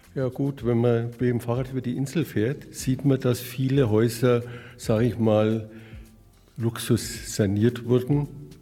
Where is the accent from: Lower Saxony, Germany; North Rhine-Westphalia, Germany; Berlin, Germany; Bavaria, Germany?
Bavaria, Germany; Nuremberg; Herkommen tun wir aus Nürnberg, da wo man so gut Fußball spielt